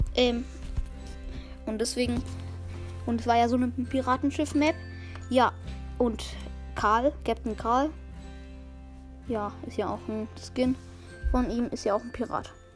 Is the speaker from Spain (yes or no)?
yes; Spain; now in Germany; Ja, ich bin selber auch Spanier. Ich komme aus Spanien, wohne aber in Deutschland.